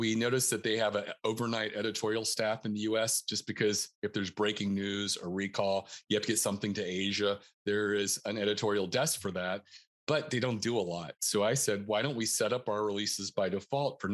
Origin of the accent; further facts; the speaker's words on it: North Carolina, United States; moved away as an adult; also born or lived in Northern Virginia; now in Baltimore County, Maryland, United States; I'm originally from North Carolina